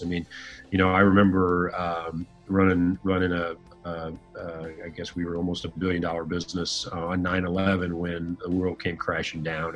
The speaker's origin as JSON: {"language": "English", "town": "Fort Wayne", "region": "Indiana", "country": "United States", "tie": "born or raised there", "said": "I uh, grew up in northern Indiana, city called Fort Wayne"}